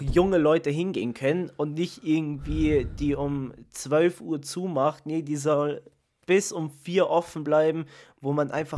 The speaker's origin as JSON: {"language": "German", "country": "Italy", "said": "ich bin Italiener"}